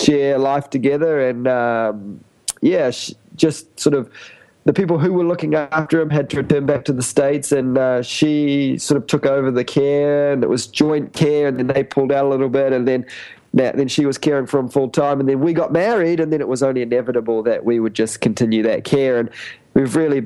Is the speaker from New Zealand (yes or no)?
yes; New Zealand; moved away as an adult; now in Cambodia; I'm from New Zealand